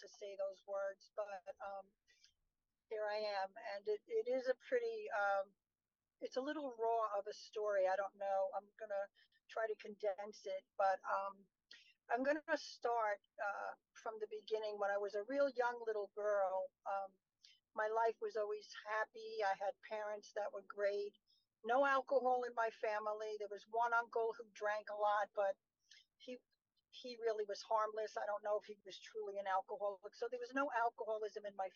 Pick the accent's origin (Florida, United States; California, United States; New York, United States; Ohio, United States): New York, United States; New York City; moved away as an adult; now in Shirley, United States; I was born in Brooklyn, New York. So, from a city called Bay Ridge